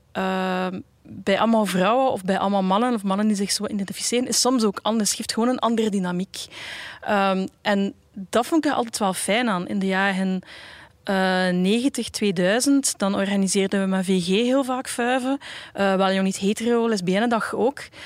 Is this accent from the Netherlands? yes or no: no; Bruges, Flanders, Belgium; ik ben opgegroeid in Brugge